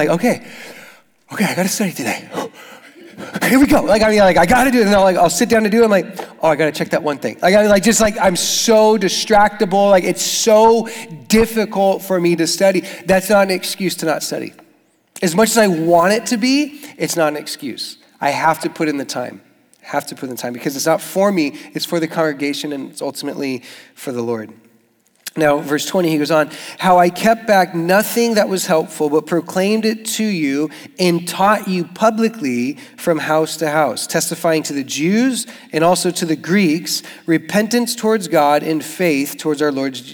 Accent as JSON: {"language": "English", "town": "Tucson", "region": "Arizona", "country": "United States", "moved": "as an adult", "lives_now": "Jacksonville, United States", "said": "I'm from Tucson and my dad is Mexican"}